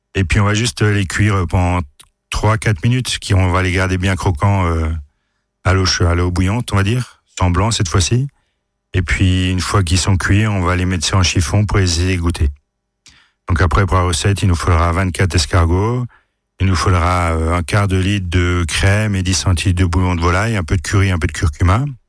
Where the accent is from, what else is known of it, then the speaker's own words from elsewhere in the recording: France; Chez nous en France